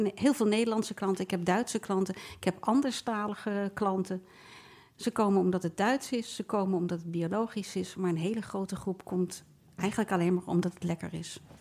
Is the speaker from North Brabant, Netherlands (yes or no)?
no; The Hague, South Holland, Netherlands; ik ben geboren en getogen in Nederland